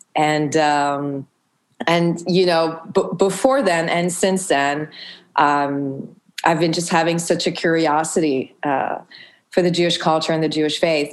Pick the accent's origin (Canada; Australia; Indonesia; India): Canada; Montreal, Quebec; I grew up in Montreal